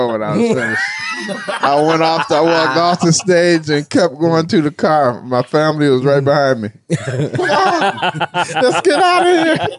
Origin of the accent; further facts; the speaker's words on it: Detroit, Michigan, United States; I'm from Detroit.